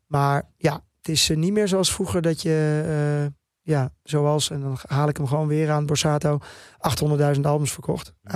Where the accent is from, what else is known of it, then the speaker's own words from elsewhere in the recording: Netherlands; first language Dutch; ik ben gewoon een Nederlandse jongen. Dit is mijn taal waar ik het beste in schrijf